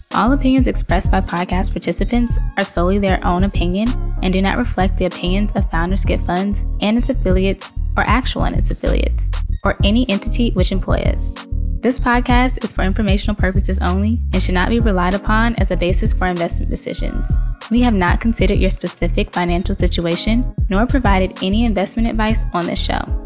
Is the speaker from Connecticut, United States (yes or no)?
no; Atlanta, Georgia, United States; now in Cleveland, United States; I grew up in Atlanta